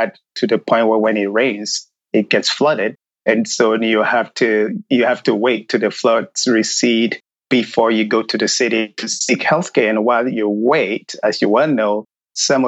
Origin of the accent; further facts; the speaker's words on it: Ghana; moved away as an adult; now in United States; coming from Ghana, or growing up in Ghana, shall I say, I grew up in a very rural area